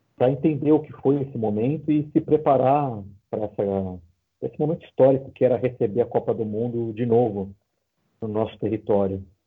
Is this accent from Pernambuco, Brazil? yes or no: no; São Paulo, Brazil; Apesar de eu não ser carioca, eu sou paulista